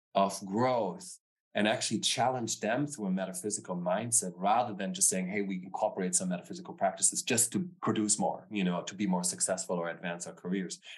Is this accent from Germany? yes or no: yes; Stuttgart, Baden-Württemberg, Germany; also born or lived in Frankfurt; I was born and raised in Germany, in the southern part of Germany. So, I born near Frankfurt. I grew up in Stuttgart